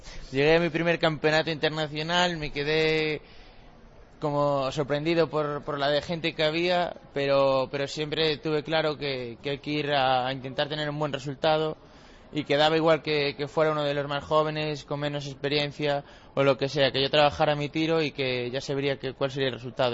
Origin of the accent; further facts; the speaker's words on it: Cedeira, Galicia, Spain; de Cedeira, de mi pueblo